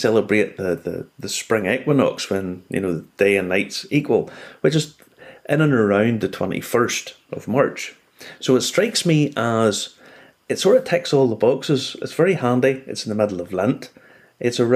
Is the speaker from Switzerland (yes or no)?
no; Ireland; being Irish